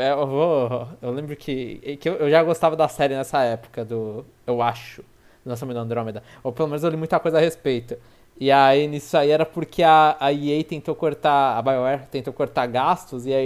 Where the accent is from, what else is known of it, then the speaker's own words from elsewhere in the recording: Rio de Janeiro, Brazil; eu sou carioca da Gema.